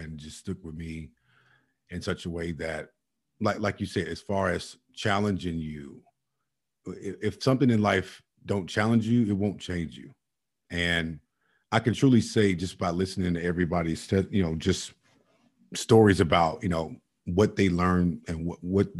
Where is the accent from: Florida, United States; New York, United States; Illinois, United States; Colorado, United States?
Illinois, United States; Chicago; All of us are products of Chicago. We're products, not only Chicago, Inglewood, for that matter. I remember days growing up in Chicago